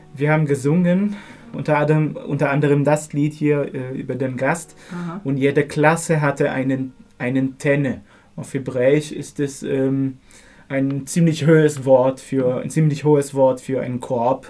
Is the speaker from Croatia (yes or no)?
no; Haifa, Haifa District, Israel; moved away; ich bin in Haifa aufgewachsen